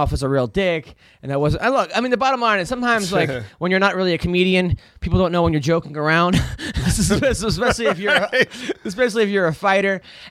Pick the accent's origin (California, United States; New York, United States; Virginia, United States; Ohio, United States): New York, United States; Oceanside; I grew up in Oceanside